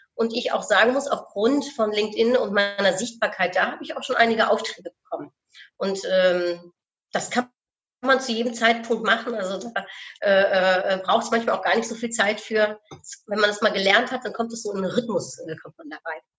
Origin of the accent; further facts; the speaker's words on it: Netherlands; ich bin Niederländerin